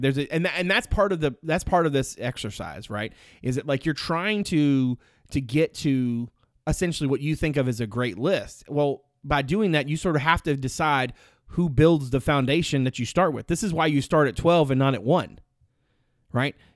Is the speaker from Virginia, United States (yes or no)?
yes; Greensville County, Virginia, United States; born or raised there